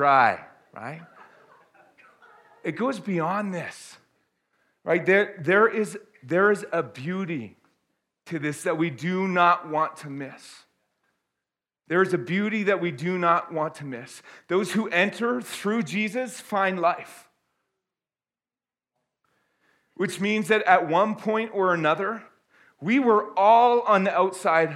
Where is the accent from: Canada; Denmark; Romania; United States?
Canada; also born or lived in Airdrie, Alberta; I am glad that I am Canadian